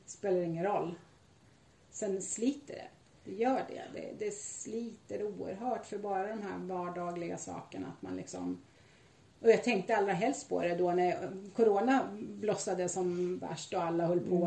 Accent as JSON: {"language": "Swedish", "country": "Sweden", "said": "Jag är svensk medborgare"}